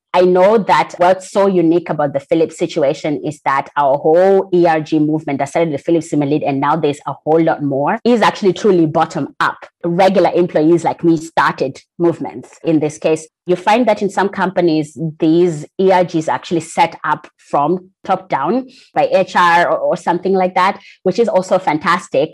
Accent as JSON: {"language": "English", "country": "Zimbabwe", "tie": "born or raised there", "said": "I'm from Zimbabwe. That's where I was born and raised."}